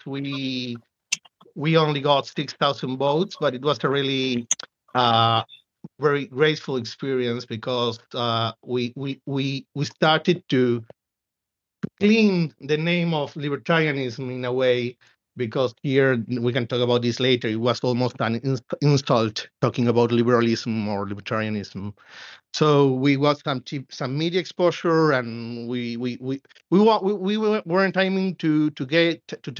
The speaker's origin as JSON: {"language": "English", "region": "Buenos Aires", "country": "Argentina", "tie": "born or raised there", "said": "I was born and raised in Buenos Aires, Argentina, in the capital."}